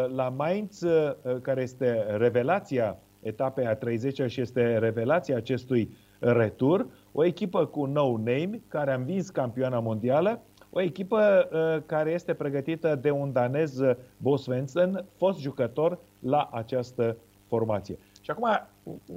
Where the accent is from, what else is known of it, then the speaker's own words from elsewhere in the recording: Romania; cum eram noi din România